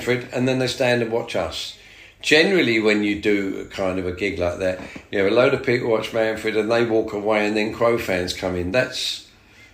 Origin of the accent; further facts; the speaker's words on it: London, United Kingdom; being English and London